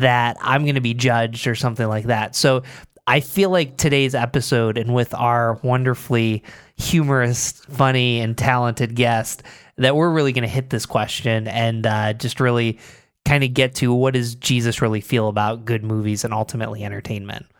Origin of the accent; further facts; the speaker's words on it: Binghamton, New York, United States; also born or lived in Philadelphia; now in Rochester, United States; I grew up in Binghamton, lived in Philadelphia